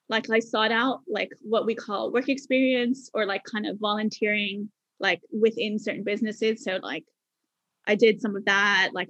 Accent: Bermuda; accent: mixture of Bermuda and Canada; also born or lived in Canada; and my accent has a kind of a mixture of bermuda and, and canada because i spent time in canada when i was quite young right.

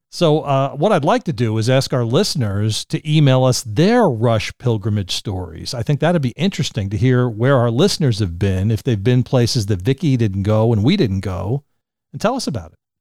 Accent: Middletown, New Jersey, United States; Jerry and I grew up in Middletown, New Jersey

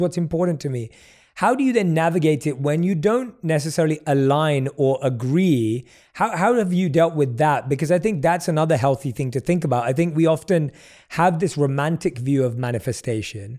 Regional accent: London, United Kingdom; I grew up in London

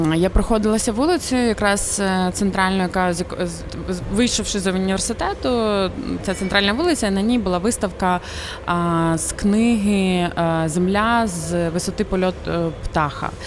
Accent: Ukraine; moved away as an adult; also born or lived in Montreal, Canada; коли я росла в Україні

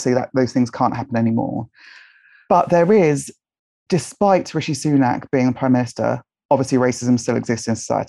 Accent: Nigeria; also born or lived in United Kingdom; everything to try and not be Nigerian. So to kind of assimilate into kind of British culture. But I'm definitely Nigerian and British.

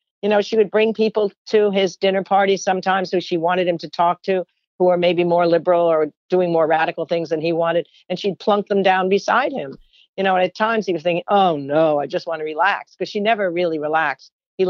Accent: Rockville Centre, New York, United States; I grew up in Rockville Center, Long Island

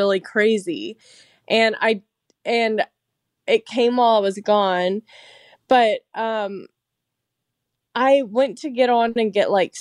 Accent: Louisiana, United States; my hometown in Louisiana

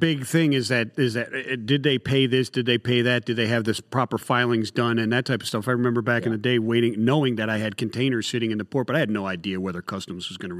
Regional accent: Cleveland, Ohio, United States; I'm from Cleveland, Ohio.

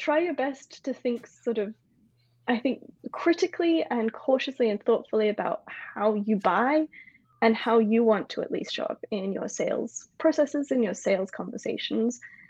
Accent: Australia; also born or lived in United States; now in France; I'm in France, I'm an Australian, I didn't culturally grow up American, I spent a long time there

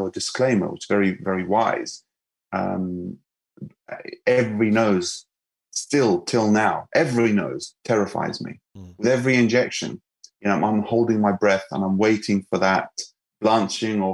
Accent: Lebanon; moved away; I'm from Lebanon, and, you know, we are no strangers to cosmetic surgery

